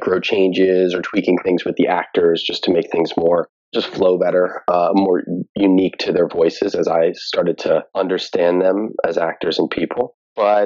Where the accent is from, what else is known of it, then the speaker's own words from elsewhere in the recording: New Jersey, United States; moved away as an adult; also born or lived in New York City; now in Los Angeles, United States; I'm from New Jersey